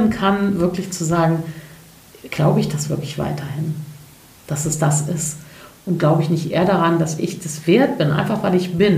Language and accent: German; Cologne, North Rhine-Westphalia, Germany; Ich bin ja Kölnerin, deswegen und .de e war einfach weg.